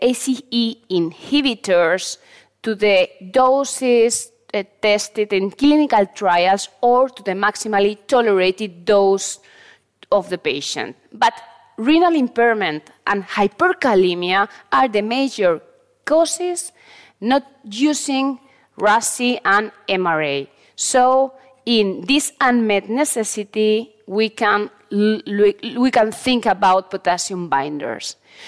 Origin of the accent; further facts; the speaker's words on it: Valencia, Valencian Community, Spain; I'm a cardiologist from Valencia, Spain, and a professor of the University of Valencia.